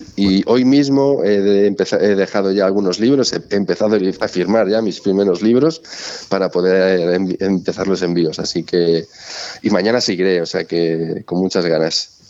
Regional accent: Galicia, Spain; como buen gallego

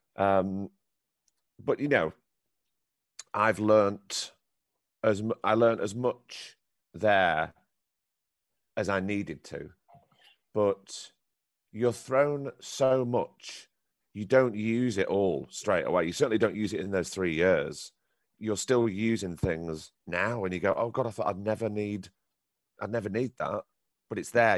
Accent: Blackpool, North West England, United Kingdom; I grew up in Blackpool and in Lancashire.

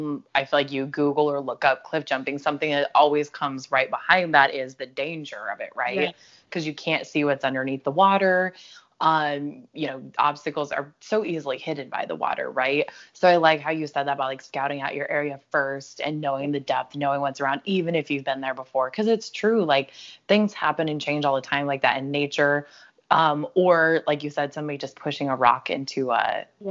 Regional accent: Colorado, United States; where I grew up in Colorado

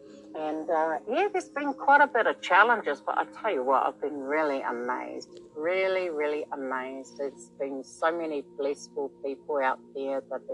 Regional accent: New Zealand; I am from New Zealand. I'm broadcasting from New Zealand.

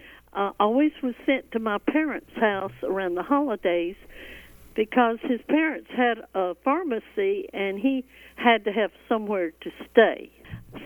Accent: Griffin, Georgia, United States; I was born in Griffin in 39

